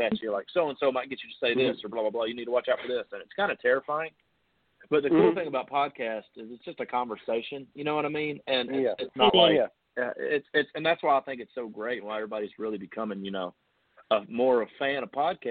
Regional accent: Tennessee, United States; I'm an average, you know, Tennessee kid

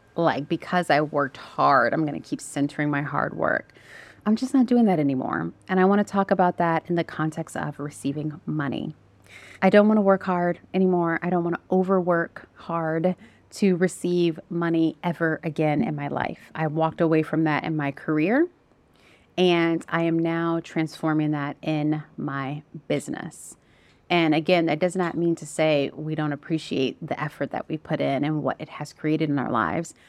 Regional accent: United States; moved away as an adult; also born or lived in Southeast Asia; we're American. I'm American

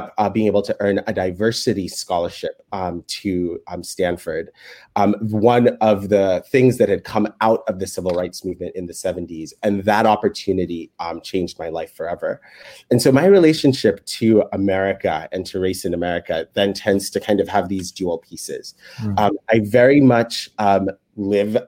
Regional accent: Kenya; moved away as an adult; now in United States; I was born in Kenya

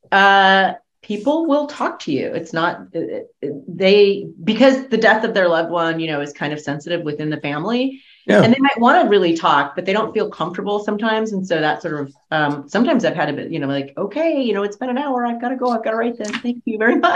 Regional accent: Fresno, California, United States; I was raised in Fresno on a ranch.

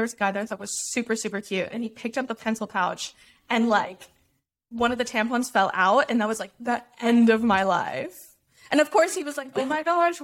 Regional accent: Dallas, Texas, United States; I grew up in Dallas

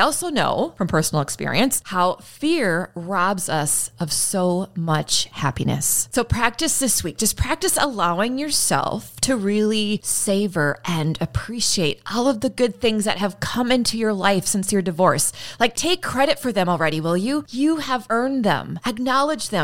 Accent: United States; I'm still an American

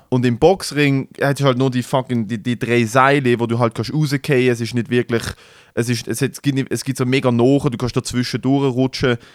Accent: Basel, Basel-Stadt, Switzerland; bei uns in Basel

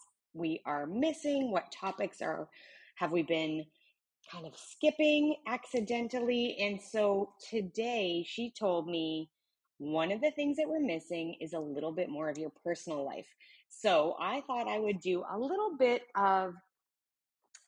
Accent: Alberta, Canada; moved away as an adult; also born or lived in Australia; now in Texas, United States; I am a Canadian. I grew up in the Rocky Mountains in Alberta.

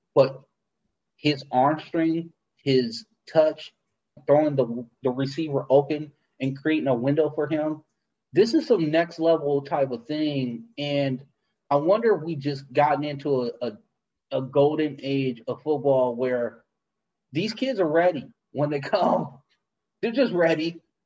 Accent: Los Angeles, California, United States; I grew up in South Central

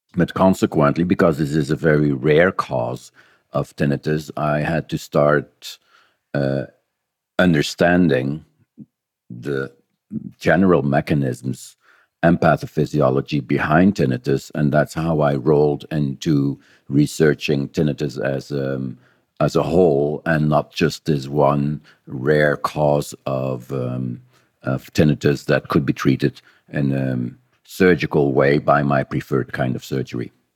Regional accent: Belgium; moved away as an adult; now in New Zealand; I was uh, born and raised in Belgium

